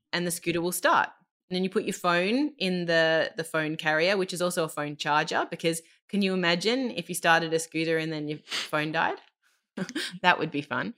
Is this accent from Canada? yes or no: no; Australia; moved away as an adult; now in Germany; I'm Australian